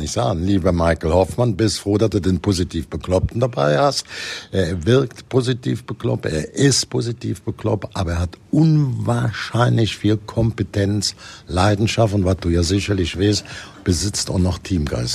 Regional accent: Cologne, North Rhine-Westphalia, Germany; bei uns in Köln

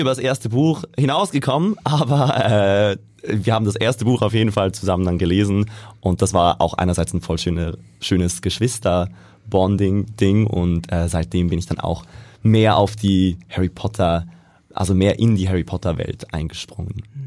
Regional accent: Switzerland; moved away as an adult; also born or lived in Vienna, Austria; now in Hamburg, Germany; ursprünglich bin ich aus der Schweiz. Also ich bin in der mhm. Schweiz aufgewachsen, ähm, zur Schule gegangen und dann fürs Studium

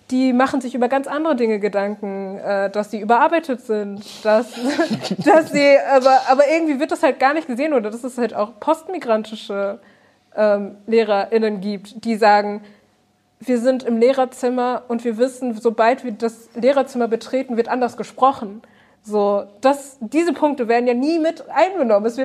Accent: Germany; ich bin kein Bio-Deutscher. Wenn ich sage, ich bin Deutscher, kommt die Frage, woher kommst du wirklich?

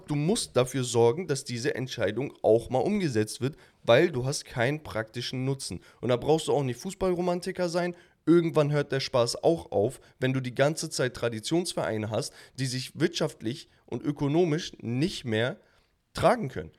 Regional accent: Hamburg, Germany; als Hamburger

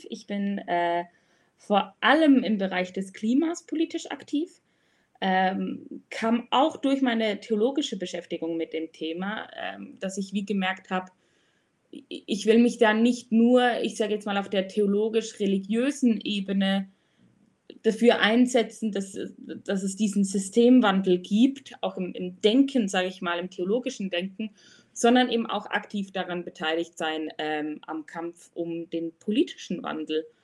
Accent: Switzerland; Ich komme aus der Schweiz oder wohne auch in der Schweiz, im wunderschönen Bern.

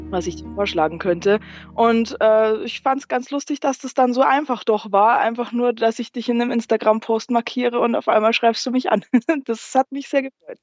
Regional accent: Landshut, Bavaria, Germany; aus Niederbayern tatsächlich. Äh, wenn dir Landshut was sagt

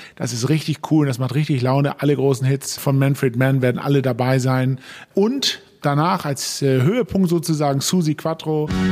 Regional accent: Hennstedt, Schleswig-Holstein, Germany; ich habe in Dithmarschen größte Teile meiner, meiner Kindheit in Hennstedt verbracht

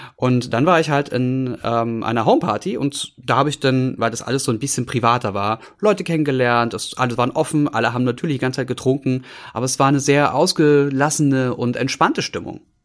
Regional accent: Berlin, Germany; also born or lived in Brandenburg; als Berliner

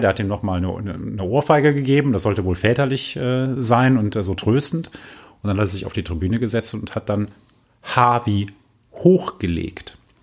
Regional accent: Düsseldorf, North Rhine-Westphalia, Germany; als Düsseldorfer

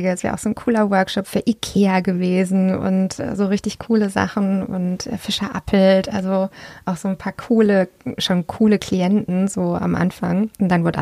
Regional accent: Freiburg, Baden-Württemberg, Germany; Freiburg. Da bin ich aufgewachsen und das ist ein wunder, wunderschönes Tal. Das hat mich sehr geprägt. Ich bin auf dem Bauernhof aufgewachsen

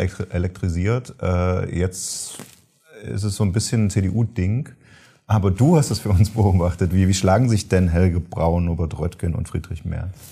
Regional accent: Saxony, Germany; accent: Saxon; ich komme aus Sachsen, ich könnte das äh, auf Sächsisch machen

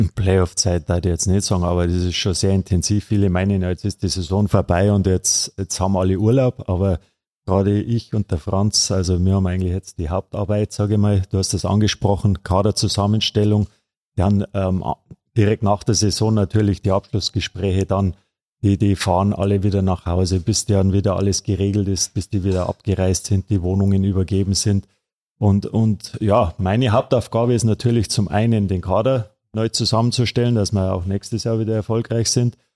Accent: Miesbach, Bavaria, Germany; Ich bin ja gebürtiger Missbacher

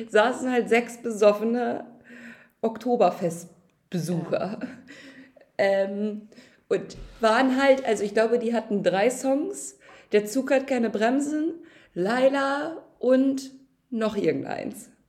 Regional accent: Salzburg, Austria; ich bin Oberösterreicher, ich komme aus Salzburg.

